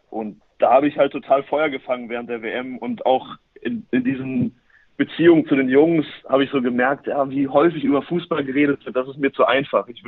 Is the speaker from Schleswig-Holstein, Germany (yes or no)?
yes; Norderstedt, Schleswig-Holstein, Germany; now in Paderborn, Germany; ich komme aber eigentlich aus dem Norden, nämlich aus Norderstedt, dem Norden von Hamburg sogar, nicht nur im Norden von Deutschland. Ähm, dort bin ich aufgewachsen